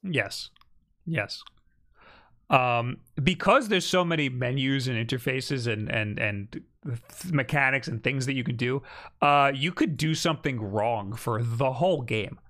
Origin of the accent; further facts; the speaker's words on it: Mexico; I'm from Mexico